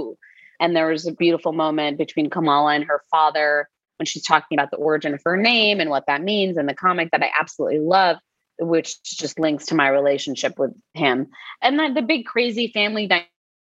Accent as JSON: {"language": "English", "region": "New Jersey", "country": "United States", "tie": "born or raised there", "said": "growing up in Jersey as a brown kid"}